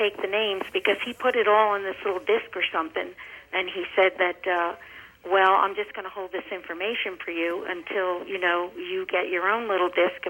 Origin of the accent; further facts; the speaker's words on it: Philadelphia, Pennsylvania, United States; moved away as an adult; I'm from Philadelphia area, and I was a Mormon at one time for a year, but I got excommunicated. Then I moved out here, and I've been here about 5 or 6 years.